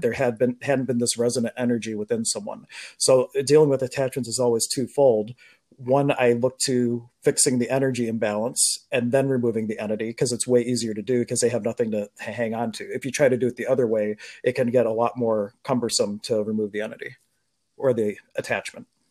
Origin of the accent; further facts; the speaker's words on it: Pittsburgh, Pennsylvania, United States; I was born in Pittsburgh